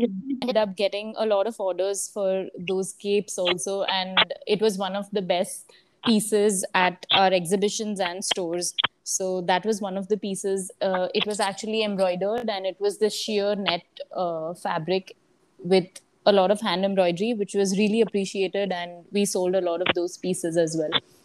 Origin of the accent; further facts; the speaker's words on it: Surat, Gujarat, India; moved away as an adult; also born or lived in Mumbai / Pune; i slowly started setting up my own team in my hometown surat